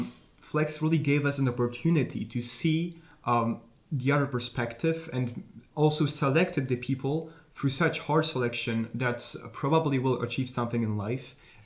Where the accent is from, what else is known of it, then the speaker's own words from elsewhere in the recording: Warsaw, Masovian Voivodeship, Poland; I am from Warsaw.